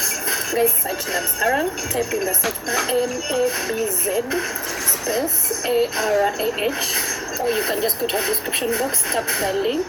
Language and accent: English; Mukono, Central Region, Uganda; I grew up in Mukono.